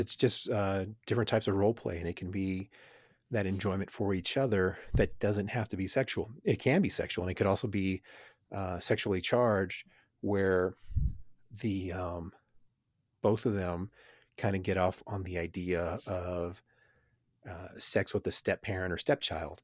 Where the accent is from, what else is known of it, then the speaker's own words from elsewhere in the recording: Houston, Texas, United States; growing up in Houston in the middle of gang violence